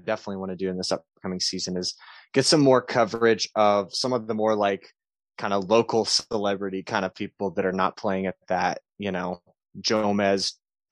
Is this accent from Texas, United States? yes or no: yes; Texas, United States; moved away as an adult; now in Denver, United States; I'm from Texas originally. I moved out to Denver